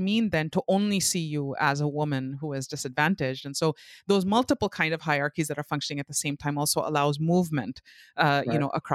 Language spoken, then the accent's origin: English; Pakistan; drilled in us as kids when we were little, growing up in Pakistan